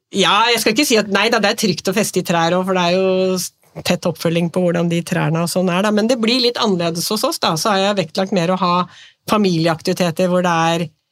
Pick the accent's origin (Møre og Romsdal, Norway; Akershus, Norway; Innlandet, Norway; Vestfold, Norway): Vestfold, Norway; Nøtterøy; now in Tjøme, Norway; Jeg er født og oppvokst på Nøtterøy, men nå har jeg liksom bodd på Tjøme i 35 år.